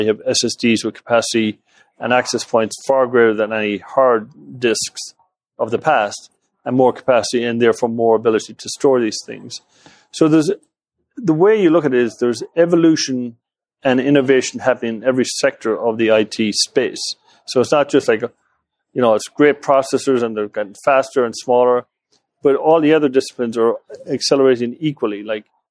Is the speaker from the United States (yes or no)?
no; West Coast of Ireland, west of Ireland, Ireland; moved away; I grew up in the West Coast of Ireland